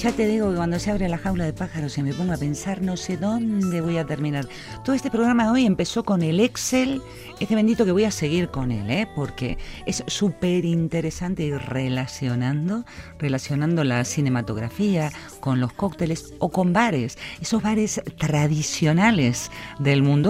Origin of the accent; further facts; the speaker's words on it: Argentina; now in Vitoria, Spain; yo como argentina